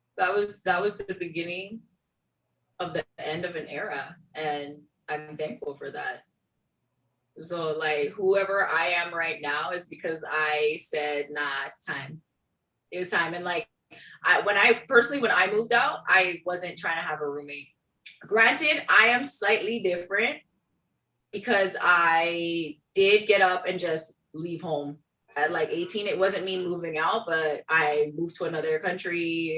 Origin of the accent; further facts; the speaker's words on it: Brooklyn, New York, United States; now in Milton; I came from Brooklyn, where I could walk 10 minutes in any direction and have a subway. You know what I mean? And then I moved to Milton, and there were more cows and there were people, and there weren't really sidewalks.